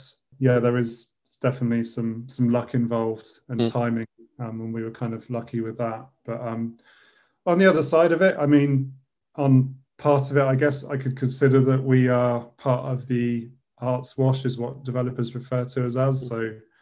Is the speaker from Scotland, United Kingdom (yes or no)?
yes; just south of Edinburgh, Scotland, United Kingdom; I'm technically Scottish. I was born just south of Edinburgh.